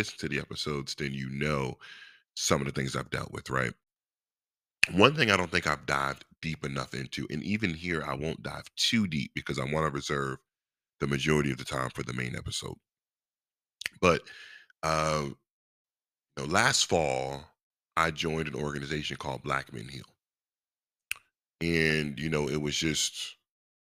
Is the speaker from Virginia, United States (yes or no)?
yes; Virginia, United States; I was born in Virginia, love being from Virginia